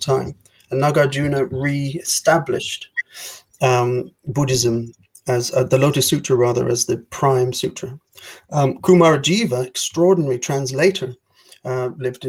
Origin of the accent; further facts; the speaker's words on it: Ireland; I have to prepare as an Irish person